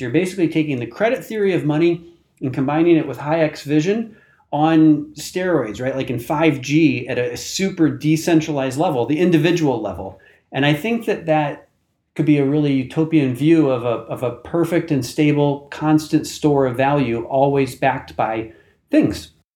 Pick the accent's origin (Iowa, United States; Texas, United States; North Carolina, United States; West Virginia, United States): Iowa, United States; I was born and raised in Iowa, which is one of the smaller states in the, the country by population in the middle of the country